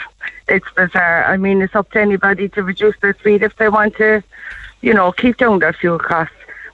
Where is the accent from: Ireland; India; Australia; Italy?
Ireland; Cork, Munster; I'm from Cork.